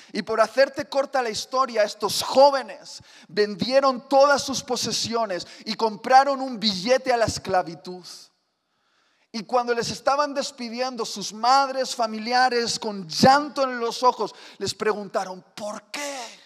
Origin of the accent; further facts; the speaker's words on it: Spain; Sí, soy español